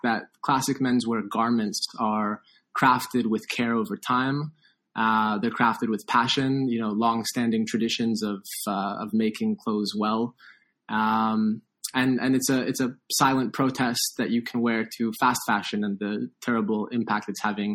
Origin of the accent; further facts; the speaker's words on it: Toronto, Ontario, Canada; I grew up in Toronto